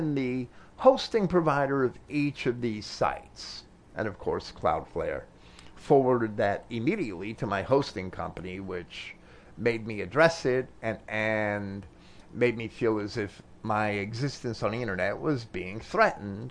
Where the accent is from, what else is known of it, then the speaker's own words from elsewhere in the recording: United States; as an American